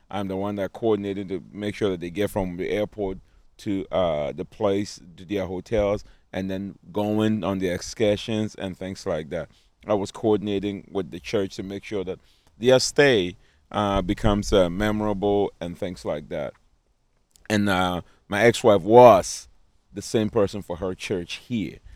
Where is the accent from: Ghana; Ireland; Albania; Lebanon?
Ghana; accent: African; now in United States; I grew up in Ghana